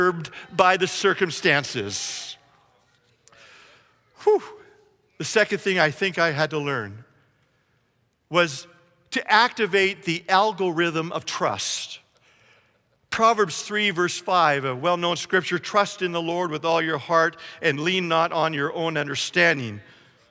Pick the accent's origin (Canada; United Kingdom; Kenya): Canada; now in United States; I was a Canadian and now I am an American.